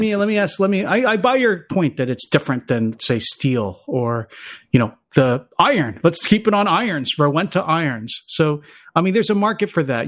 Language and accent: English; Philadelphia, Pennsylvania, United States; I'm from Philadelphia